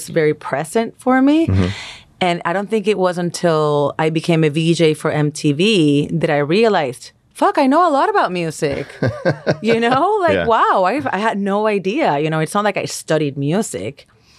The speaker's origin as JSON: {"language": "English", "country": "Puerto Rico", "tie": "born or raised there", "said": "I'm the youngest of three. And I also, you know, growing up in Puerto Rico, geographically, we're in the Caribbean, right?"}